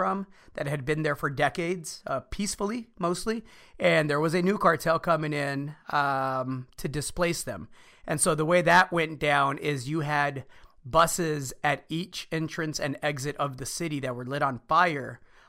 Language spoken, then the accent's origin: English; Monte Escobedo, Zacatecas, Mexico; now in Texas, United States; my hometown of Montes Escobedo, Zacatecas